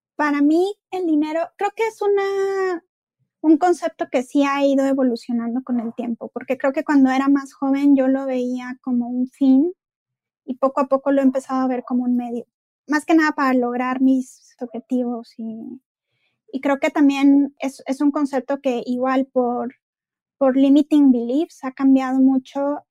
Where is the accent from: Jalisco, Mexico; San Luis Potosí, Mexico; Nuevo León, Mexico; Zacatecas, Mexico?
Nuevo León, Mexico; Monterrey; soy de Monterrey, estudié en el CEDIM